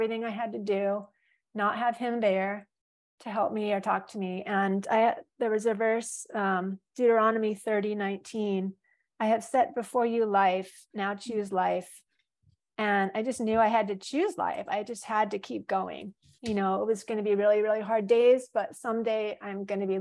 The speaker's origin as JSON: {"language": "English", "region": "California", "country": "United States", "tie": "born or raised there", "also_born_or_lived": "Florida", "moved": "yes", "lives_now": "Hawaii, United States", "said": "I grew up in California"}